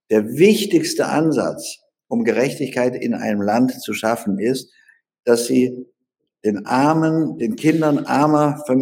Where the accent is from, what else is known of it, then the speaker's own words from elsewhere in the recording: Baden-Württemberg, Germany; weggegangen und habe mir einen eigenen Wahlkreis in Baden-Württemberg, wo ich herkomme, erkämpfen müssen.